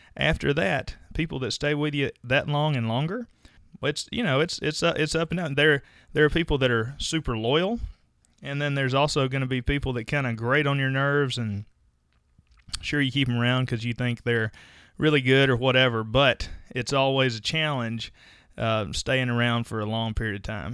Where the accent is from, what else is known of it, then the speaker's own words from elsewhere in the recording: Mississippi, United States; I'm from Mississippi